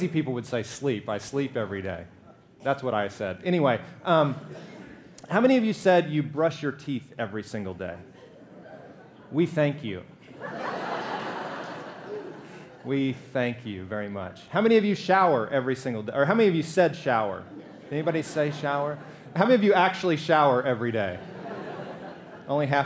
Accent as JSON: {"language": "English", "region": "Alabama", "country": "United States", "said": "I'm from Alabama. We fry everything."}